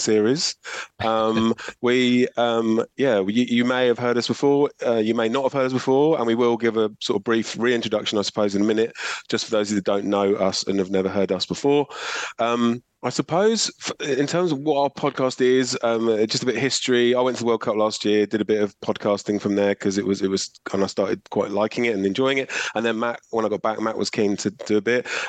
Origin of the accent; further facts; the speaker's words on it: England, United Kingdom; moved away as an adult; now in Mornington, Australia; I grew up in England. I emigrated to Australia in 2008. I live in beautiful Mornington